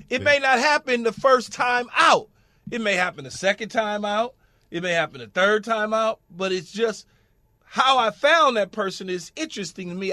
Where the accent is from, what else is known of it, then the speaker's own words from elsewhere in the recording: Los Angeles, California, United States; growing up in Los Angeles